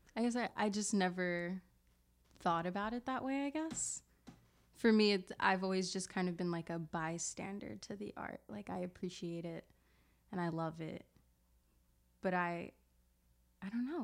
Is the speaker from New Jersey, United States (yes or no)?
yes; Camden, New Jersey, United States; I'm from South Jersey, Camden, New Jersey